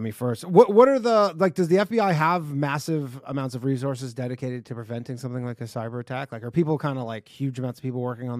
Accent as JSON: {"language": "English", "country": "Canada", "moved": "yes", "lives_now": "New York City, United States", "said": "I live in New York City. I'm just from Canada."}